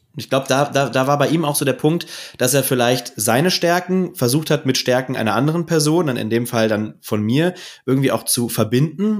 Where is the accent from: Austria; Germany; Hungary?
Germany; Ruhr area, North Rhine-Westphalia; Und ich komme ja aus dem Ruhrgebiet